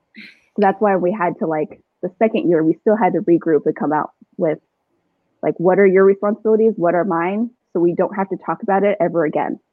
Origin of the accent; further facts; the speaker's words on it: Chandler, Arizona, United States; also born or lived in Gilbert, Arizona; I'm an Arizona native. I grew up in Chandler, Gilbert